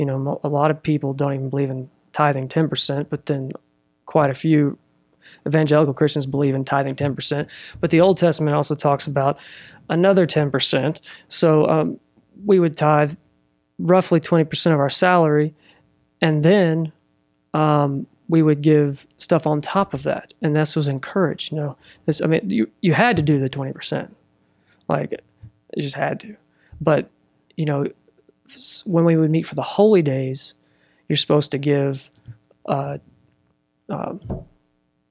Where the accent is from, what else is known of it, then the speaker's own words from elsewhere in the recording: Russellville, Arkansas, United States; also born or lived in Fort Smith / Fayetteville; I was raised here in Russellville